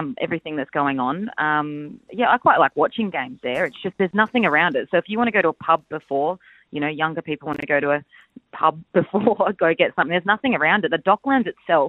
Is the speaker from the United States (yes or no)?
no; Adelaide, South Australia, Australia; I'm from Adelaide